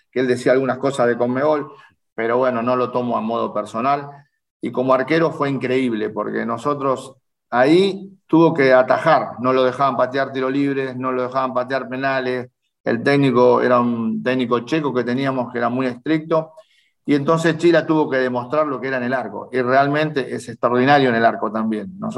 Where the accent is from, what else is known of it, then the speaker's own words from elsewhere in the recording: Rosario, Santa Fe, Argentina; yo soy de Rosario, de Rosario, criado en Rosario, nacido en el barrio de Arroyito.